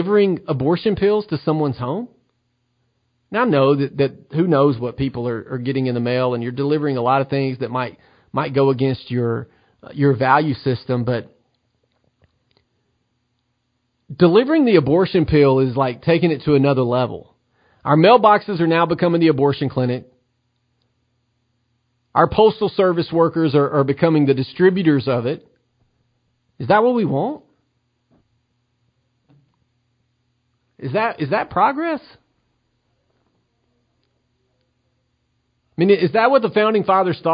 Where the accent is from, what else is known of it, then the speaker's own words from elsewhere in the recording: Tennessee, United States; the state of Tennessee, my home state.